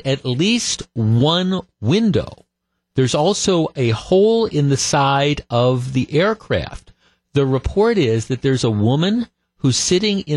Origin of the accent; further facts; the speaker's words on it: Glendale, Wisconsin, United States; I grew up in Glendale. We moved here when I was like 9 or 10 in 1967. And I grew up in Glendale about a mile away from Bayshore Shopping Center.